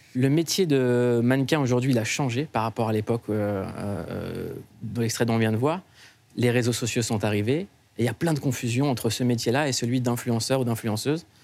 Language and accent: French; Noisy-le-Sec, Île-de-France, France; je viens de Noisy-le-Sec